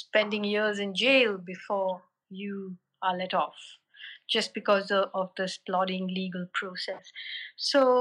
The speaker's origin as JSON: {"language": "English", "region": "Kerala", "country": "India", "also_born_or_lived": "Delhi", "moved": "as an adult", "said": "I come from Kerala, which is like the other end of the country"}